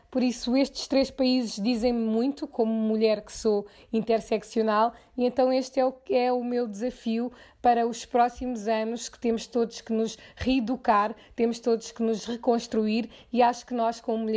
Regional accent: Portugal; born there; Neste momento eu decidi viver em Portugal, que é o país onde eu nasci

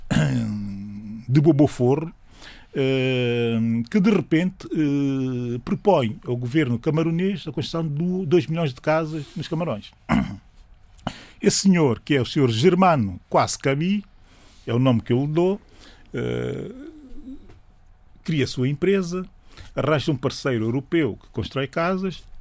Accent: São Tomé & Príncipe; Sou de São Tomé e Príncipe, estamos germanos quase cabeça, carpinteiro, uh, empreendedor e também artesão

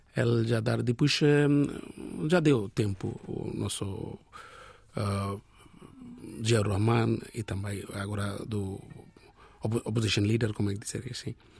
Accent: Bangladesh; first language Bengali; Portuguese is a second language; moved away as an adult; now in Portugal; nós, o Bangladesh, nós falamos Bangla.

